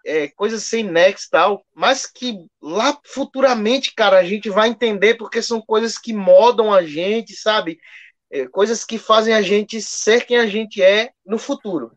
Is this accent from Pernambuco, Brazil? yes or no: yes; Garanhuns, Pernambuco, Brazil; also born or lived in Joaquim Nabuco, Pernambuco / São Paulo; eu nasci aqui em Joaquim Nabuco, Pernambuco, Mata Sul de Pernambuco, mas morei um tempo em São Paulo, quando era bem mais novo, bem, bem, bem criança, bem bebê mesmo. E muito mais tempo da minha vida morei em Garanhuns, Pernambuco